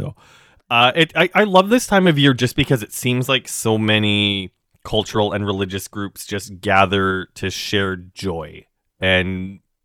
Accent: Saskatchewan, Canada; now in Toronto, Canada; I do speak the language, but I grew up in Saskatchewan

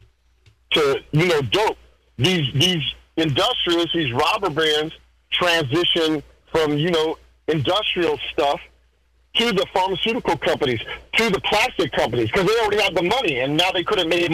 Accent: United States; I'm American.

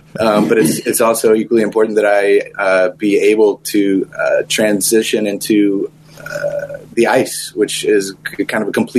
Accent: Tampa, Florida, United States; now in Hawaii, United States; Originally, I'm from Tampa, Florida

